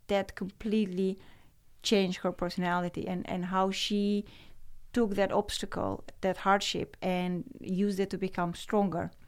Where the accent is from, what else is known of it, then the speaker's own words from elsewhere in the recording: Romania; moved away as an adult; now in Netherlands; growing up in Romania and communism